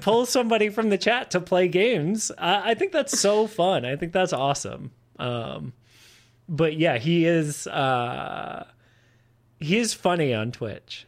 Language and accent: English; Massachusetts, United States; moved away as an adult; now in Austin, United States; I'm from Massachusetts. I moved down here to Austin in 2013